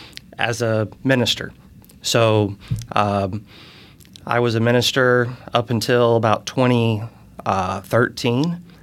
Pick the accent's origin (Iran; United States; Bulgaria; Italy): United States; Charleston, South Carolina; also born or lived in St. Louis, Missouri; now in Fishers, United States; I grew up in Charleston, South Carolina. So I'm from the South. I moved here in 2017. So I've been here about 6 years